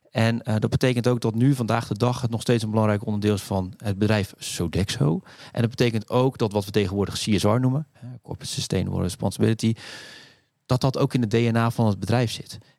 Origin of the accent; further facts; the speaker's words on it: Rotterdam, South Holland, Netherlands; accent: Rotterdam; zeven in, in Rotterdam. Dus eh, dat kan je af en toe misschien een klein beetje horen aan, mijn, eh, aan mijn accent.